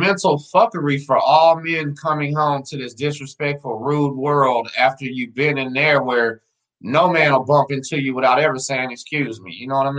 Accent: La Marque, Texas, United States; I grew up in Lamarck

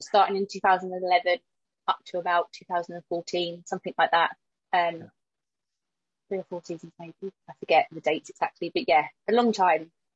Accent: Croydon, London, United Kingdom; I am yet born and raised in Croydon. So um, I grew up in South Norwood, um, walking distance from Selhurst Park.

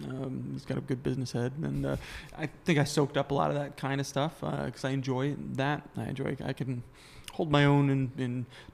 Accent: Madison, Wisconsin, United States; So we're in Chicago. I am actually from Wisconsin, southern Wisconsin, Madison. So I was born and raised just outside of Madison.

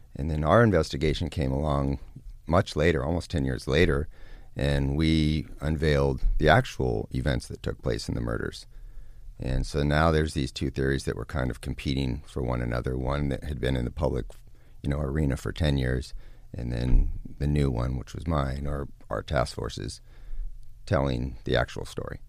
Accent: California, United States; also born or lived in Lake Tahoe, Northern California; Northern California. I was born and raised around Lake Tahoe. And then in my, uh, about eleven years old, early teens, moved down to Southern California

